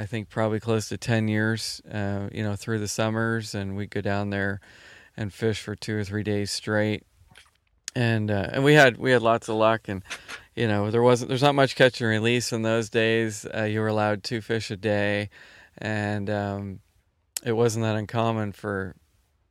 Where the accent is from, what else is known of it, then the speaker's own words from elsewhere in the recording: Halifax, Nova Scotia, Canada; now in Bridgewater, Canada; I grew up in Halifax